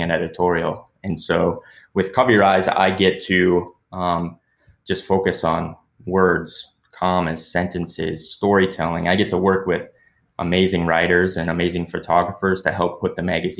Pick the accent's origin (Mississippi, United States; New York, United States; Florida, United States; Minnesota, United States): Minnesota, United States; Pelican Rapids; now in Brainerd, United States; me and my friends growing up in Pelican Rapids, floating the Pelican River back in the day